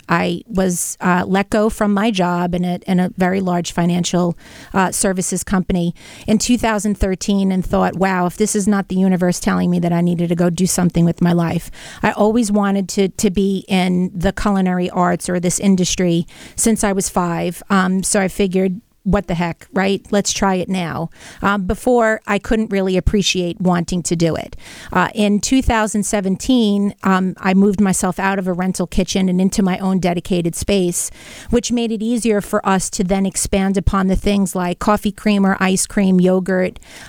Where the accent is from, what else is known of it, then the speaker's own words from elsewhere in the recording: Brooklyn, New York, United States; You know, growing up in Brooklyn, butter was a staple in our home.